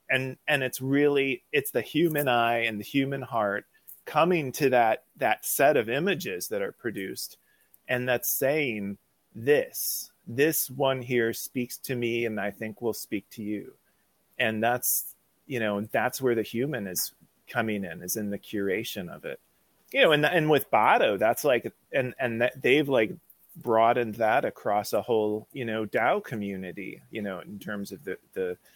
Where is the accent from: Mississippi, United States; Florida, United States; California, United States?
California, United States; Hollywood; I'm from Hollywood.